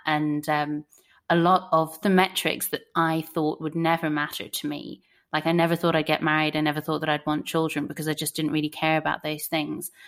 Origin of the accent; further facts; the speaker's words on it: Ennis, County Clare, Ireland; growing up in Ennis, County Clare, with a population of 35,000 people